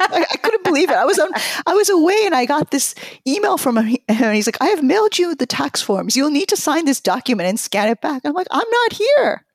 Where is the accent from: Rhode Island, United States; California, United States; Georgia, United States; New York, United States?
New York, United States; also born or lived in Tokyo, Japan; I grew up in New York, but I speak Japanese with my parents.